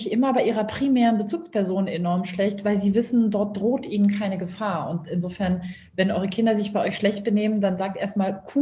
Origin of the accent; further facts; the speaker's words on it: Berlin, Germany; ich bin in Berlin aufgewachsen